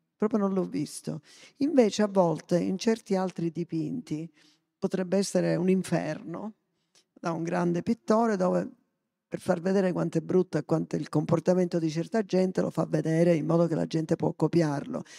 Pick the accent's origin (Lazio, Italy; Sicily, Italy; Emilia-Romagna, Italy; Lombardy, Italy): Sicily, Italy; also born or lived in Africa / Lebanon; come palermitano